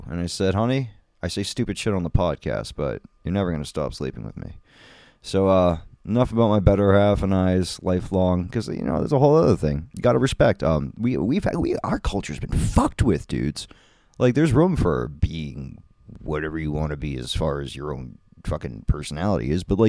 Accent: United States; But, you know, I'm American.

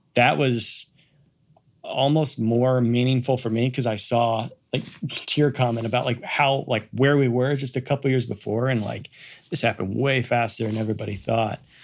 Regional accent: Kansas City, United States; moved away; I grew up in Kansas City

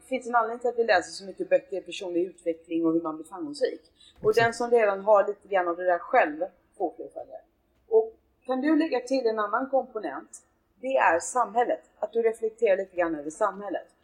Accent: Gothenburg, Västra Götaland, Sweden; now in Stockholm, Sweden; jag kommer från Göteborg

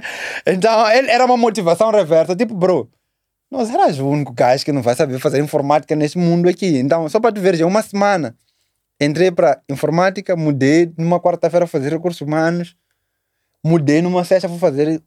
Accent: Matola, Maputo, Mozambique; also born or lived in Magude / Chinavane; nasci aqui em Maputo, Maputo Matola, vamos dizer Matola

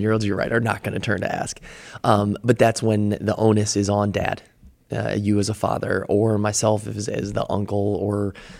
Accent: Midwest, United States; Yeah, I grew up in the Midwest, so I was in kind of the Bible Belt area

